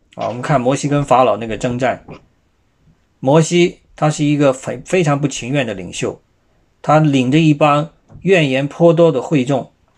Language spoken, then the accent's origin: Chinese; China; 我们中国人也不少是基督徒啊